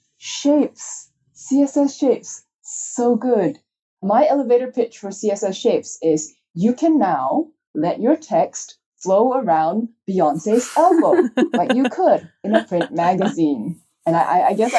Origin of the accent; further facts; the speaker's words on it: Malaysia; I'm Chinese, if you can tell from my name. And so I grew up in Malaysia